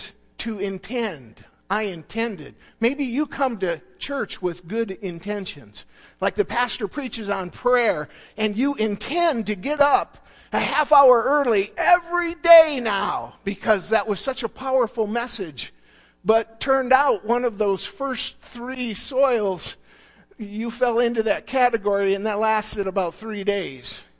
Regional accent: Alpena, Michigan, United States; We grew up in Alpena, in that area, Lachine, Long Rapids

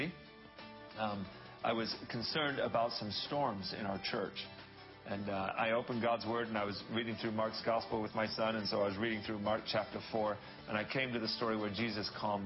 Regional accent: England, United Kingdom; moved away; also born or lived in Dallas, Texas; When I was a little guy, I grew up in England.

